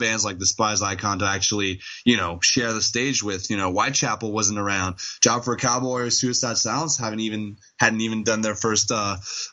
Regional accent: Montreal, Quebec, Canada; I was born in Montreal

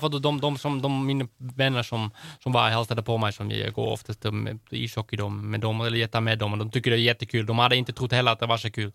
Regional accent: Netherlands; Swedish is a second language; now in Sweden; mitt hemland, så det är, jag är holländare och jag kommer alltid vara holländare

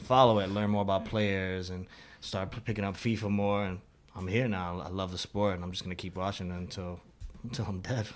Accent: United States; also born or lived in Madrid; I'm American

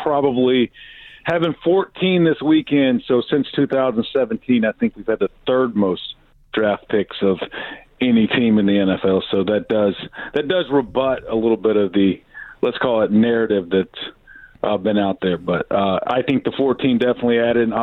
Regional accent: Southeast, United States; moved away; I grew up in the Southeast

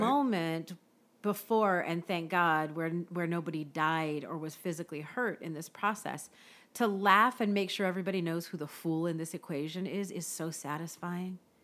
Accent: Bay Area, California, United States; my hometown

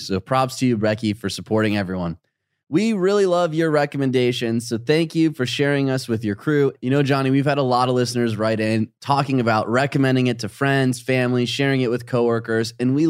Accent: England, United Kingdom; now in Australia; I'm from England and immigrated to Australia, and I'm about to move to a new area for the fourth time.

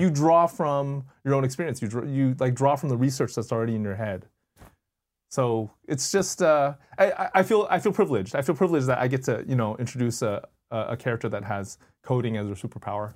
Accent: Bay Area, California, United States; I grew up in the Bay Area

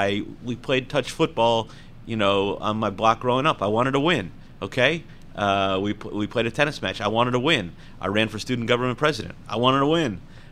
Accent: Homestead, Florida, United States; born there; Actually, it wasn't just Homestead, Florida. I was born on Homestead Air Force Base, which was, of course, later demolished by Hurricane Andrew. So I was an Air Force kid.

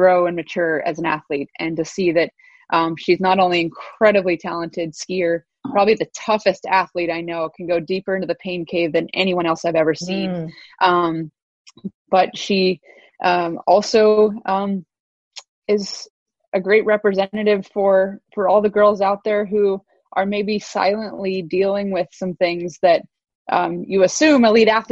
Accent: Anchorage, Alaska, United States; moved away as an adult; now in British Columbia, Canada; I'd come home early to my hometown of Anchorage, Alaska

